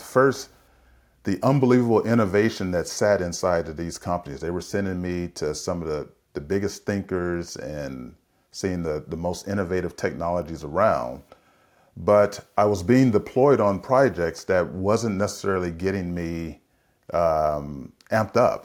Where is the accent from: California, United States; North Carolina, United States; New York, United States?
California, United States; San Francisco; I grew up in San Francisco in the seventies